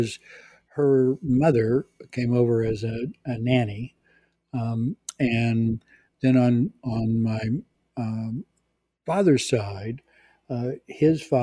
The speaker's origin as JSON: {"language": "English", "region": "California", "country": "United States", "tie": "born or raised there", "also_born_or_lived": "Azores", "said": "Central California on a dairy farm. Uh, my family uh, Portuguese. I'm 100% Portuguese. Uh, my family comes from the Azor Islands, which are islands off of oh"}